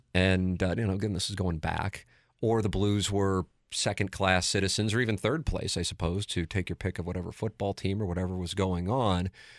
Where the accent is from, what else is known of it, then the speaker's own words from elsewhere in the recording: St. Louis, Missouri, United States; It was a park in South City. Mm-hmm. Growing up in South City.